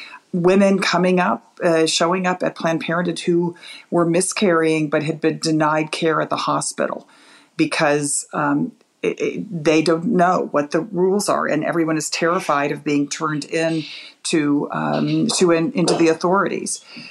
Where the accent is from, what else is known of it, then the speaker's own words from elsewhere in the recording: Texas, United States; I'm from Texas